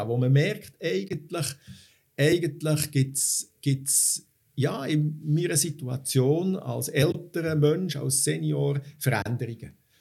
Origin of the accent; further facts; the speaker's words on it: Switzerland; bei uns in der Schweiz